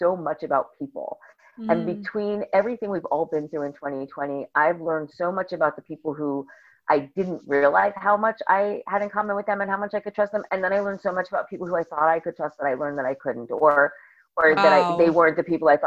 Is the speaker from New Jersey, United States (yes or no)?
yes; Bergen County, New Jersey, United States; I grew up in Bergen County, New Jersey